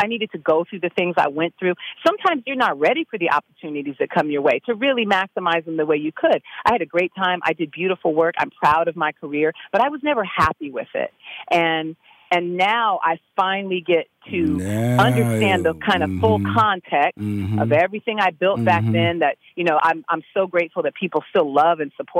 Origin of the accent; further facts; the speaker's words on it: California, United States; I mean, I'm from California. I was living in D.C. I'd gone to school there.